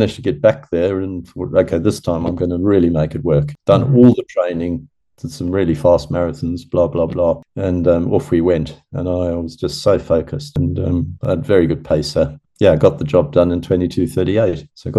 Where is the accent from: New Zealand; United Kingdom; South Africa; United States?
South Africa; this time as a South African.